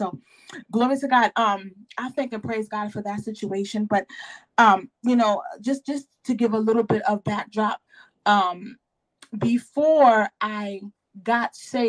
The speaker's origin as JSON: {"language": "English", "town": "New York City", "region": "New York", "country": "United States", "tie": "born or raised there", "also_born_or_lived": "Manhattan, New York", "said": "So I was raised in Queens, born in Manhattan. I was raised in a congregational denomination."}